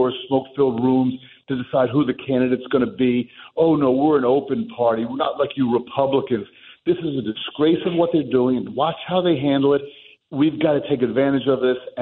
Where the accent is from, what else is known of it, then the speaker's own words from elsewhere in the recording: Union City, New Jersey, United States; we grew up together in Union City, born in the same year